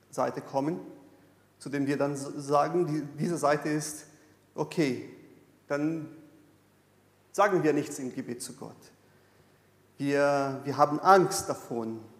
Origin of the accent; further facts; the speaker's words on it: Brazil; German is a second language; ich komme aus Brasilien. In Brasilien gibt es so in der allgemeinen Frömmigkeit die, die Vorstellung